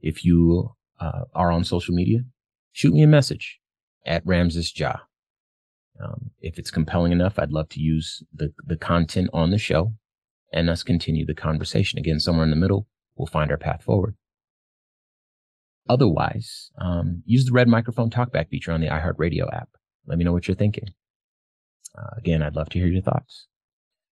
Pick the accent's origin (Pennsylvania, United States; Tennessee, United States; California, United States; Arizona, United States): Arizona, United States; my home state of Arizona